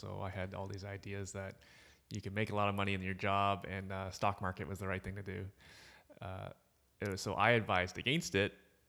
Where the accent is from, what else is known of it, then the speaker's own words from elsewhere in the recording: Markham, Ontario, Canada; I grew up in Markham. I was still living with my parents.